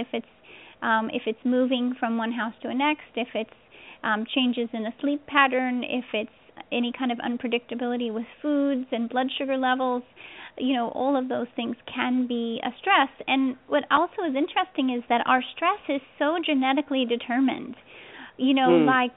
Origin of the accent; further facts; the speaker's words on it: the Northwest, Pacific Northwest, United States; I'm from the West Coast originally. I grew up in the Northwest.